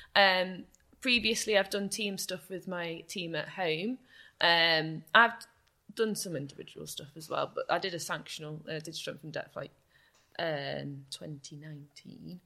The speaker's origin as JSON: {"language": "English", "town": "Chester", "region": "North West England", "country": "United Kingdom", "tie": "born or raised there", "moved": "as an adult", "lives_now": "Bath, United Kingdom", "said": "I love Chester and it's my hometown. It's where I've lived all my life except for when I went to university"}